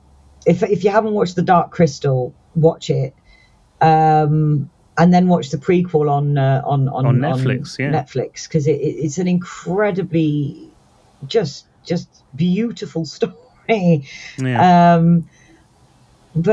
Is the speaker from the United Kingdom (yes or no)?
yes; United Kingdom; We're British